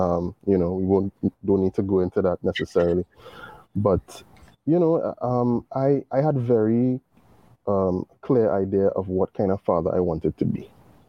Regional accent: Trinidad & Tobago; being Caribbean, being West Indian, and being born in the time that I was born

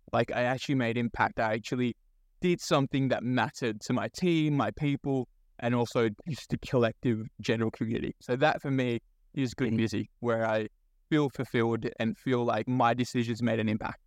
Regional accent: Sydney, New South Wales, Australia; also born or lived in Bangladesh; I was born in Bangladesh. So first gen migrant, moved to this country in 2003 with my immigrant parents. Um, and so a lot of my early childhood followed a very typical migrant story of, you know, growing up, trying to find a sense of belonging. I grew up in Western Sydney

